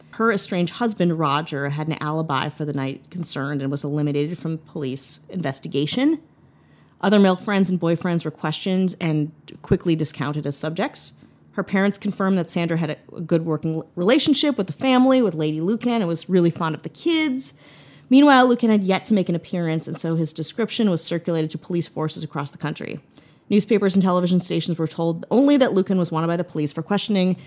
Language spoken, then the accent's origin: English; United States; as an American